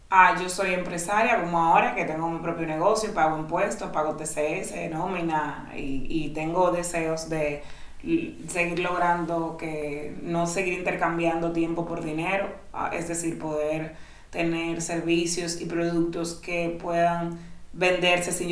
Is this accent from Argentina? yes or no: no; Dominican Republic; yo soy dominicana